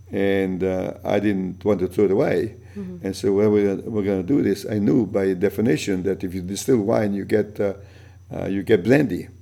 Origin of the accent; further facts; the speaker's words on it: Italy; English is a second language; moved away; also born or lived in New York / Boston; when I came from Italy